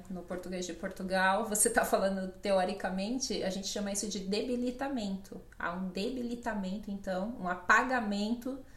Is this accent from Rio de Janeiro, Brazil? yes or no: no; São Paulo, Brazil; eu sou do Brasil, eu sou da região de São Paulo.